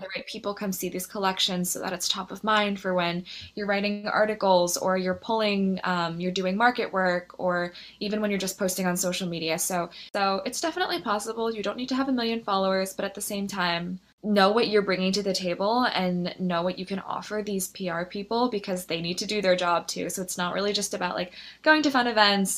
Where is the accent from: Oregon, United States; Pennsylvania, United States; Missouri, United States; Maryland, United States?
Pennsylvania, United States; Philadelphia; moved away as an adult; now in New York City, United States; I'm actually originally from Philadelphia, which is where I went to college.